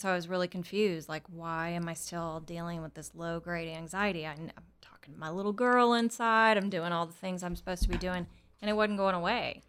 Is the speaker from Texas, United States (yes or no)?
yes; Texas, United States; I was born here in Texas